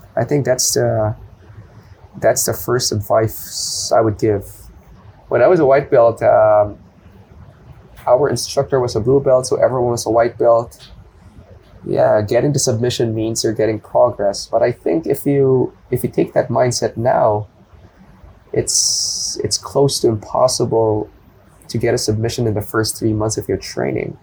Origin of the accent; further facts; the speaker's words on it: Manila, Metro Manila, Philippines; moved away as an adult; now in Bangkok, Thailand; born and raised in the capital city. It's called Manila.